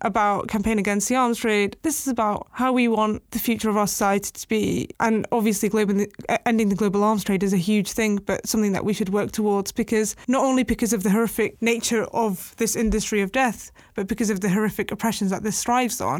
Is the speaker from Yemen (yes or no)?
yes; Yemen; now in United Kingdom; my home country